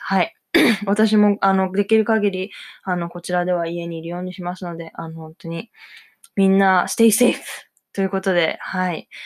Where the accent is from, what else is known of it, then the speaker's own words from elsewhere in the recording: Japan; 私もだって日本人